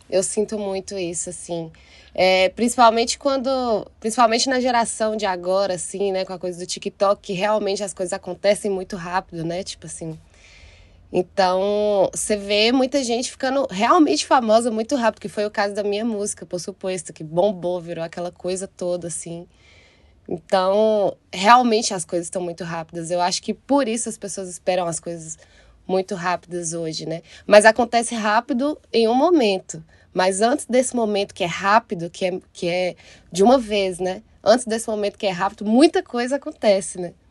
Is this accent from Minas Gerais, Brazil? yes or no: yes; Taiobeiras, Minas Gerais, Brazil; moved away as an adult; also born or lived in Montes Claros / Belo Horizonte; now in São Paulo, Brazil; Eu comecei a cantar com 18 anos. Eu, eu saí de Itaiobeiras, fui para Montes Claros para ser cantora. Montes Claros é tipo a maior cidade do norte de Minas.